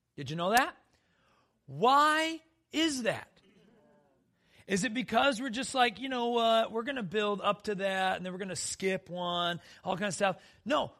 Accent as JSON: {"language": "English", "region": "South Dakota", "country": "United States", "tie": "born or raised there", "said": "I grew up in South Dakota where black widows were everywhere"}